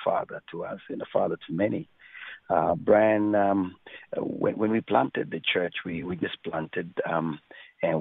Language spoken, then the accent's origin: English; Kenya; moved away; also born or lived in Africa; I was born in Kenya.